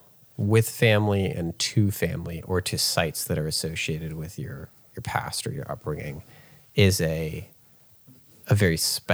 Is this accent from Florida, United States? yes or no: no; Virginia, United States; we're all from Virginia. Maybe one Mississippian thrown in there.